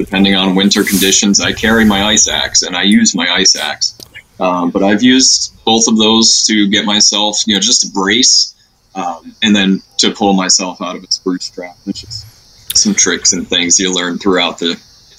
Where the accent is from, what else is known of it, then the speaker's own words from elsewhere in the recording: New York, United States; moved away; I grew up in New York, so that was a stomping ground